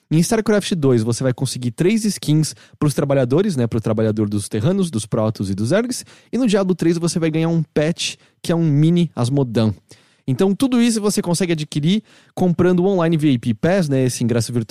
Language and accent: Portuguese; Brazil; first language Portuguese